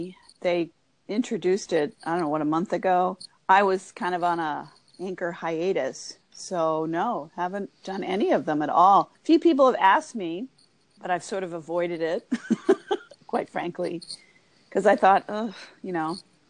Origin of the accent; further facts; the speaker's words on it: Cincinnati, Ohio, United States; from Cincinnati, Ohio. We're just really nice, laid back Midwest people here.